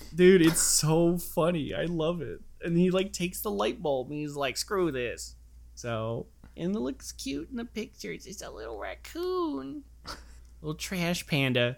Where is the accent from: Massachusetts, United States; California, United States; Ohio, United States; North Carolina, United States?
California, United States; Anaheim; now in Phoenix, United States; I'm from Anaheim